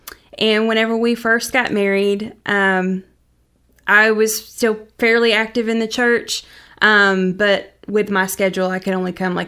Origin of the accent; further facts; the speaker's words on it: Mount Vernon, Texas, United States; also born or lived in Brownwood; I grew up in West Texas for a little bit, down around Brownwood.